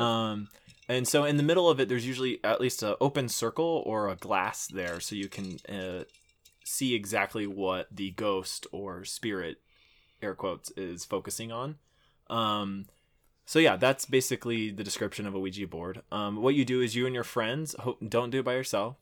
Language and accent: English; Houston, Texas, United States; there was a bayou that we used to play in 'cause I'm from Houston. I had a good childhood